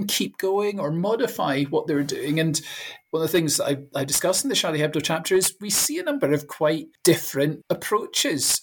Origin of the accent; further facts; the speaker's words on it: Fife, Scotland, United Kingdom; now in Bangor, United Kingdom; I'm originally from Fife on the east coast of Scotland